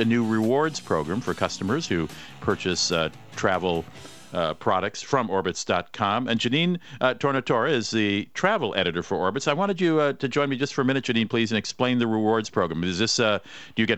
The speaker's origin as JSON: {"language": "English", "town": "Minneapolis", "region": "Minnesota", "country": "United States", "tie": "born or raised there", "said": "my hometown, Minneapolis-St. Paul"}